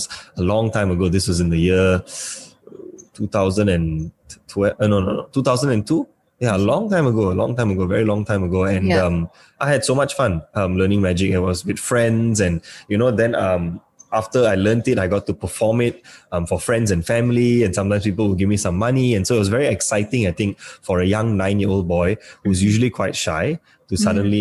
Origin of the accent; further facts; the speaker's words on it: Malaysia; I'm from Malaysia.